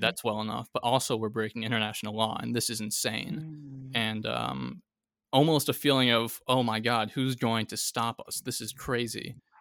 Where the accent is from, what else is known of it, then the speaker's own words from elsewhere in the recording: United States; as an American